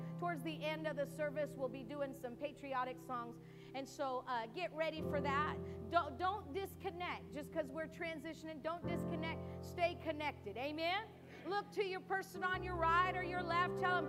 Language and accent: English; United States; I thank God I was born in the United States of America.